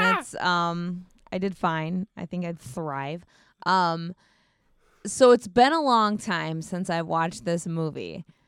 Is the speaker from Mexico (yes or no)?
no; United States; As an American, uh, tourist